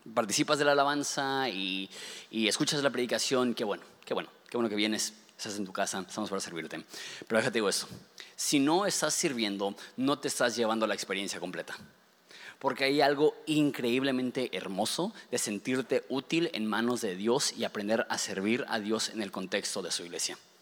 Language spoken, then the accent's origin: Spanish; Ensenada, Baja California, Mexico; los ensenadenses